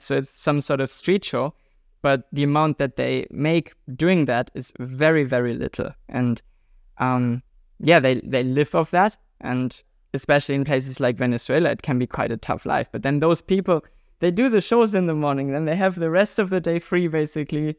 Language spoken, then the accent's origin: English; Germany; we Germans